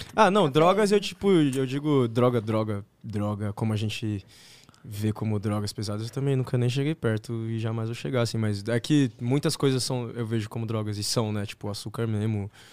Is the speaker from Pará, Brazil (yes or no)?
no; São Paulo, Brazil; Sou daqui de São Paulo mesmo.